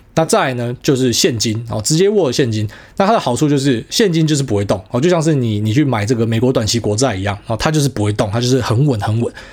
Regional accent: Taiwan; 我们台湾人是比较顺民嘛

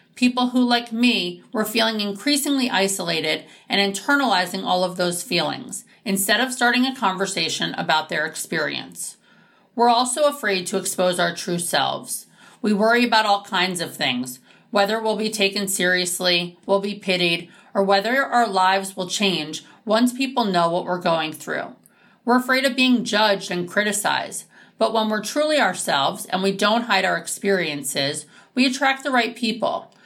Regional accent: New York City, New York, United States; I was born and raised in New York City and have a phenomenal family.

